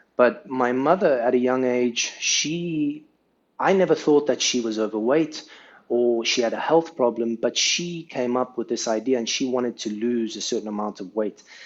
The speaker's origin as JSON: {"language": "English", "country": "South Africa", "tie": "born or raised there", "moved": "yes", "lives_now": "Saudi Arabia", "said": "where I grew up in South Africa"}